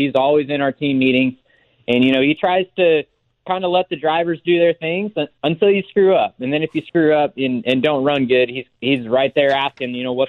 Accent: Oklahoma, United States; moved away; Growing up in Oklahoma, we don't have any NASCAR racing in the area.

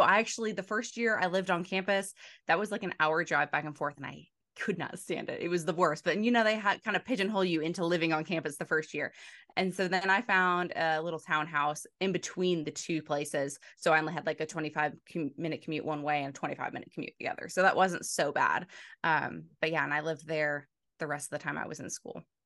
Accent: Front Royal, Virginia, United States; I grew up in a small town called Front Royal

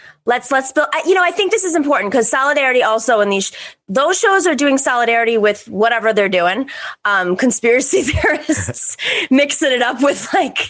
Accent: United States; I'm a little more Greek. I mean, listen, obviously I'm white in America and I grew up white in America and I grew up around a bunch of white people in America and white women in America.

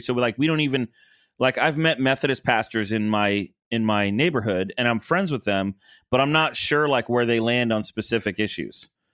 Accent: Rockford, Illinois, United States; moved away; also born or lived in Orlando; I was born in Rockford

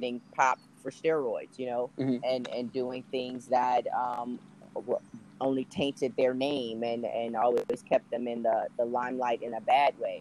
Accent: Los Angeles, California, United States; I'm from Los Angeles, California

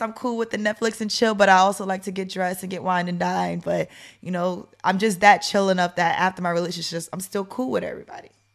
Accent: New York, United States; moved away as an adult; now in Atlanta, United States; I'm from New York

